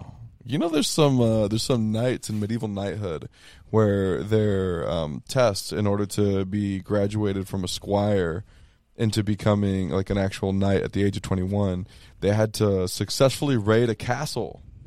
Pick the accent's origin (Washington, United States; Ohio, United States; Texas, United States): Texas, United States; now in Arizona, United States; I'm from Texas